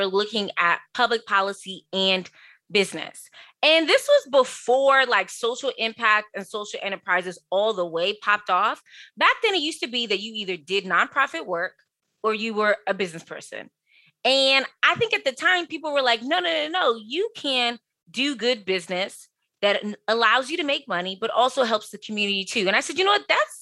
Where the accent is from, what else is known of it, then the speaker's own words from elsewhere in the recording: Prince George's County, Maryland, United States; I grew up in Prince George's County, Maryland